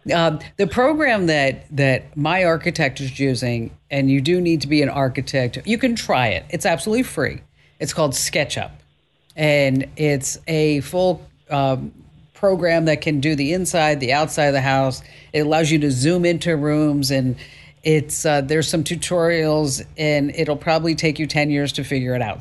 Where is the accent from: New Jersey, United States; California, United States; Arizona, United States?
New Jersey, United States; accent: New Jersey; my New Jersey accent